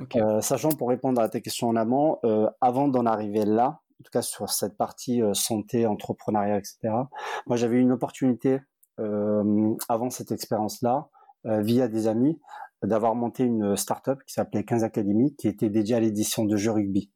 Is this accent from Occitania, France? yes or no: yes; Montpellier, Occitania, France; also born or lived in Nîmes; je suis un enfant du Sud, j'ai grandi à Montpellier